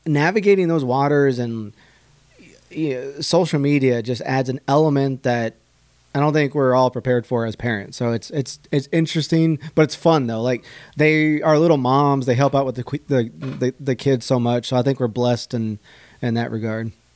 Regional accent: Dripping Springs, Texas, United States; now in Houston, United States; I'm originally from Dripping Springs, which is like right outside of Austin

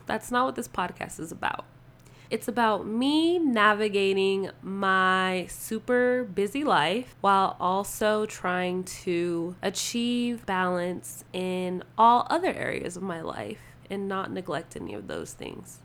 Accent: Las Vegas, Nevada, United States; also born or lived in Ohio / San Diego, California; I am Vegas raised, but I wasn't born here. I'm actually originally from Laredo, Ohio

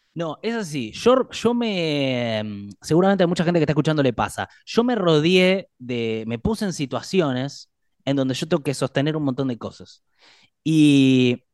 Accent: Argentina; los argentinos

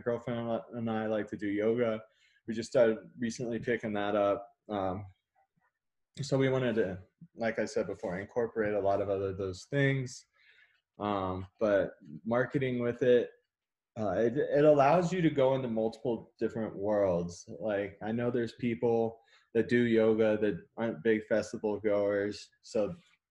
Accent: Texas, United States; moved away as an adult; now in Colorado, United States; I'm actually from Texas and I moved out here 2013

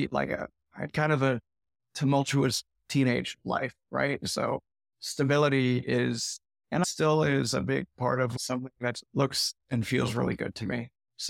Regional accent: California, United States; moved away as an adult; also born or lived in Arizona; Yeah, I left California when I was 19, moved to Arizona because my mom lived there or had moved there, and lived all over Arizona for 12 years.

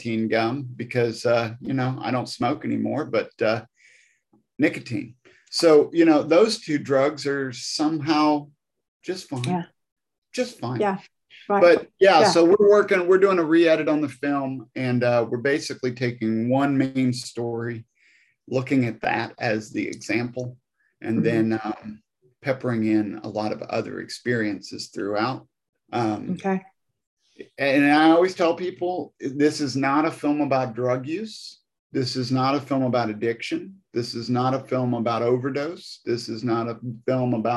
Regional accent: Missouri, United States; now in Nashville, United States; I grew up in Missouri, out in the country

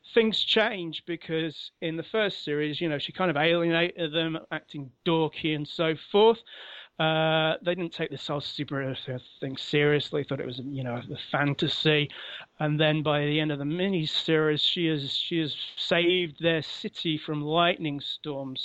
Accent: London, United Kingdom; moved away as an adult; now in Sheffield, United Kingdom; I'm originally from London. Uh, I've moved to Sheffield in, in the north of England and lived here for many years now.

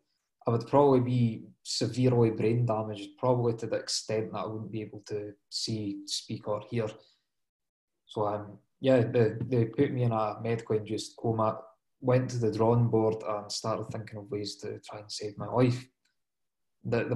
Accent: Dundee, Scotland, United Kingdom; I'm from Dundee in Scotland myself

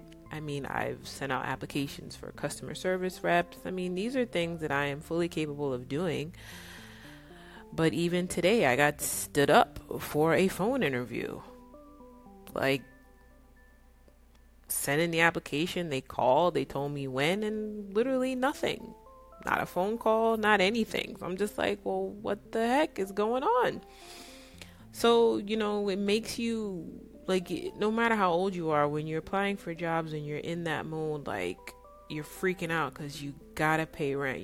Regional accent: New York, United States; also born or lived in California; now in Dallas, United States; I grew up in New York

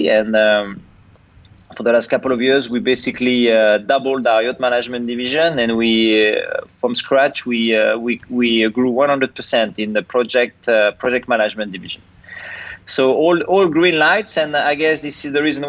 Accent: Angers, Pays de la Loire, France; moved away; also born or lived in Brittany; I come from a city called Angers, which is in the western part of France

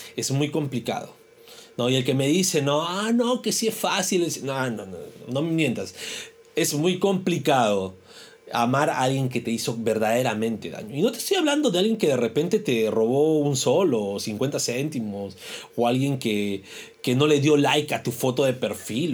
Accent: Peru; como peruanos

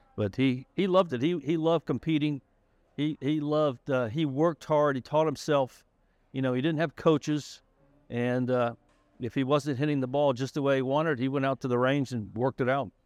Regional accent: Jacksonville, Florida, United States; moved away; I'm from Jacksonville, Florida, and I grew up on a golf course called Brent Wood

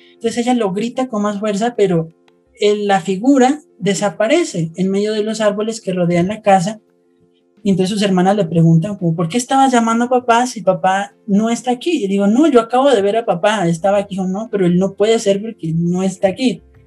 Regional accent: Colombia; soy de Colombia

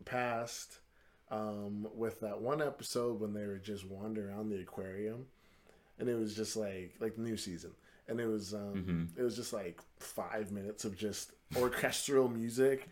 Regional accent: Canada; we're from Canada

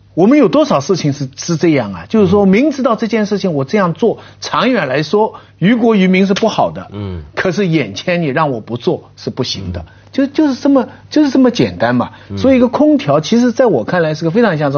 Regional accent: Shanghai, China; moved away; 我以前小时候在上海

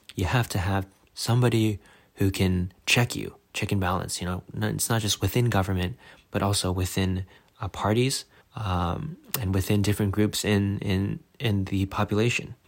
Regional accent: United States; as an American

